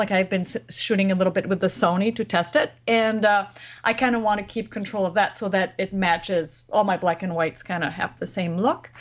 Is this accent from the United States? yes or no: no; France; moved away; I come from France